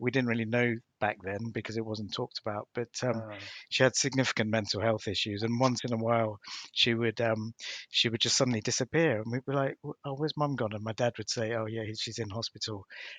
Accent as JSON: {"language": "English", "country": "Sri Lanka", "tie": "born there", "said": "So my dad, I was born in Sri Lanka back in 1966."}